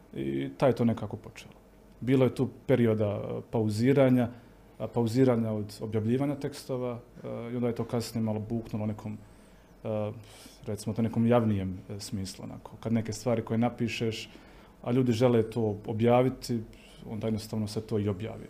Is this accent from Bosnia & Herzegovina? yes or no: yes; Ljubuški, Federation of Bosnia and Herzegovina, Bosnia & Herzegovina; also born or lived in Mostar; now in Graz, Austria; ja sam odrastao u Ljubuškom, odrastao sam s Franjevcima